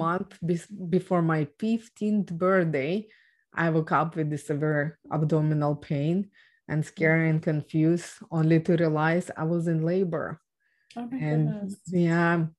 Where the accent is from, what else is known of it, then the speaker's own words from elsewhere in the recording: Ukraine; English is a second language; moved away; I was born and raised in Ukraine